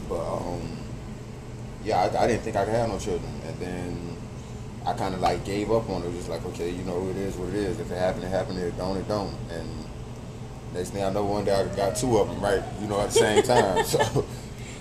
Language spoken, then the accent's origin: English; Miami, Florida, United States; now in Atlanta, United States; born and raised in Miami, now residing in Atlanta, Georgia.